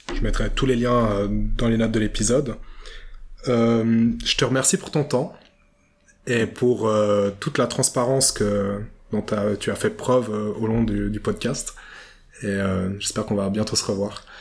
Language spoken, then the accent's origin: French; Vevey, Vaud, Switzerland; Moi, je suis né à Vevey, j'ai grandi à Vevey et pour l'instant, j'en suis pas parti.